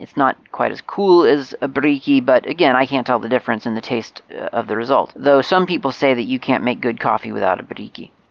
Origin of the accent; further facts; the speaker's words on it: Moscow, Russia; English is a second language; I'm from Mos- Moscow, Russia, and if you'll ever decide to come visit Moscow, give me a shout.